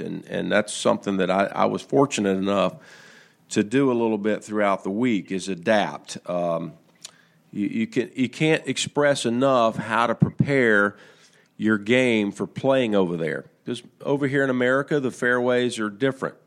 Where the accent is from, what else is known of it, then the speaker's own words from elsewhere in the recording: United States; us as American golfers